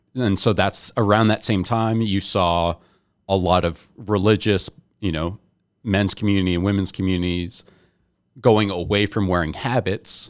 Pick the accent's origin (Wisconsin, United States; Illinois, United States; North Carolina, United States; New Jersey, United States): New Jersey, United States; I was born in New Jersey